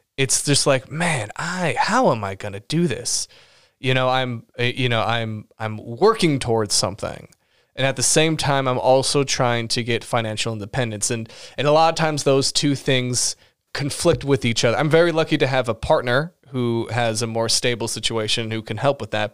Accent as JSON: {"language": "English", "town": "Los Angeles", "region": "California", "country": "United States", "tie": "born or raised there", "said": "I was born in Los Angeles"}